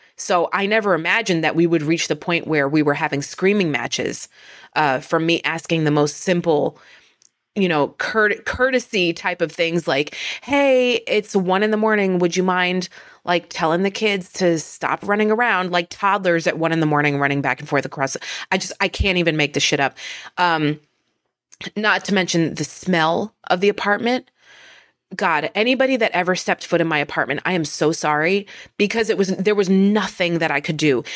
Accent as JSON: {"language": "English", "region": "northern New Jersey", "country": "United States", "tie": "born or raised there", "said": "I am from northern New Jersey"}